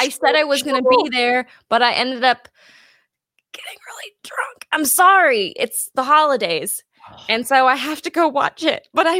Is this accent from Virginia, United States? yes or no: no; California, United States; moved away as an adult; now in Texas, United States; I'm from California